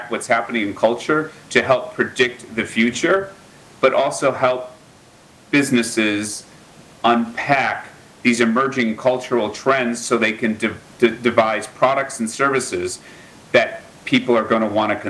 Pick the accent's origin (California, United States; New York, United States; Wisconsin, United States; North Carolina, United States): Wisconsin, United States; Milwaukee; I grew up in Wisconsin on the south side of Milwaukee from a very working class family